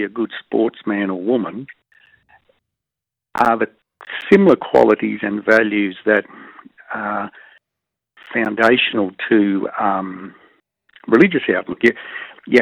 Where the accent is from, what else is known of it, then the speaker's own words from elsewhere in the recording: Canberra, Australian Capital Territory, Australia; also born or lived in New Zealand; Growing up in Canberra in the 60s